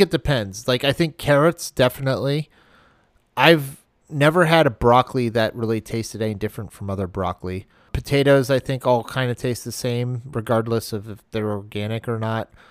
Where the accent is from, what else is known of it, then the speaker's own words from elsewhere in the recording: Maine, United States; moved away; when I grew up in Maine